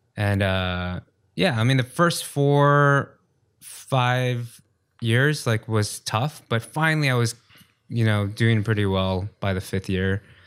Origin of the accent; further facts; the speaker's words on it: New York, United States; moved away as an adult; now in South Korea; Born and raised in New York.